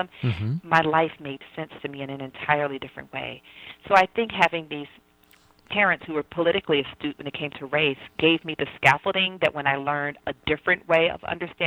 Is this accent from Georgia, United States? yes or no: yes; Atlanta, Georgia, United States; I grew up in Southwest Atlanta, which is basically an all-black environment